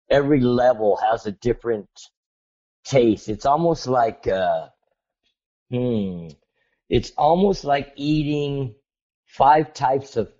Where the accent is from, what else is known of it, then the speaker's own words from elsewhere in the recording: Montebello, California, United States; growing up eating Vito's Pizza in Montebello.